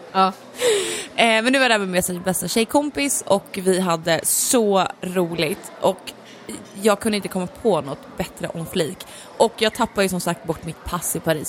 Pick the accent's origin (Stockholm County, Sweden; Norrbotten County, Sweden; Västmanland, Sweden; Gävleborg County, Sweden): Gävleborg County, Sweden; Gävle; jag är ju från Gävle